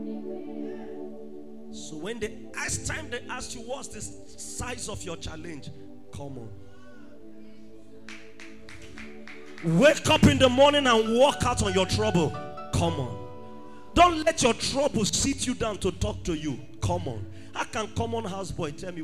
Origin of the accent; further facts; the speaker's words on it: Benin City, Edo, Nigeria; I grew up in Benin City